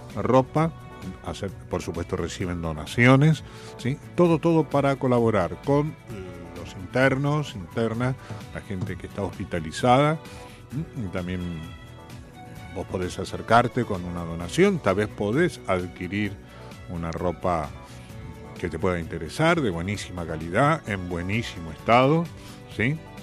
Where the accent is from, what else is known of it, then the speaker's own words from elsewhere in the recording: Vicente López, Buenos Aires Province, Argentina; gente que somos de Vicente López